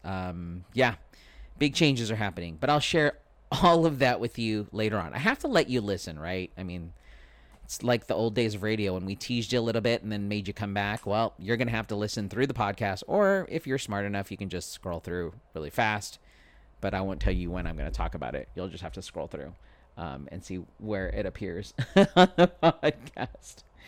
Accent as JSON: {"language": "English", "town": "San Diego", "region": "California", "country": "United States", "tie": "born or raised there", "said": "I am a former radio personality here in San Diego. Born and raised, uh, i, It is my hometown"}